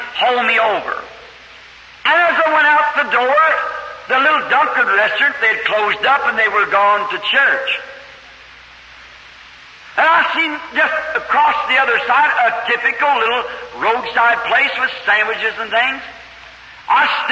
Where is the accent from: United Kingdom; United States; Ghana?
United States; I'm an American too